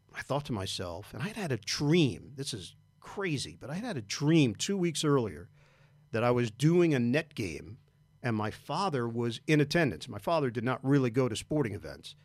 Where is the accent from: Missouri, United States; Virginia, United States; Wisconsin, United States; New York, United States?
New York, United States; I am from New York